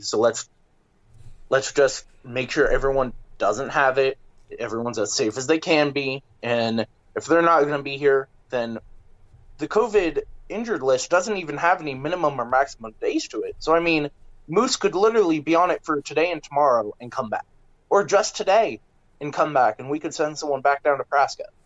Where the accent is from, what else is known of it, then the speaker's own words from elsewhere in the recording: Miamisburg, Ohio, United States; I am from um, Miamisburg, Ohio. Um, Chris Garber, both me and him were from Miamisburg. Um, so that's a little bit south of Dayton, Ohio. It's a it's like 15, 20 minutes south of there, and I've spent my entire life in the Dayton area, Cincinnati area